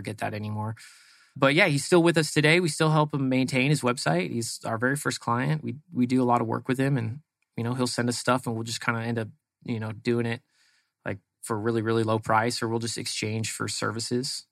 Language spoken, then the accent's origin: English; East Bay, San Francisco Bay Area, California, United States; moved away as an adult; now in Arizona, United States; Grew up in the East Bay of San Francisco, which is out kind of uh, like Livermore, Dublin area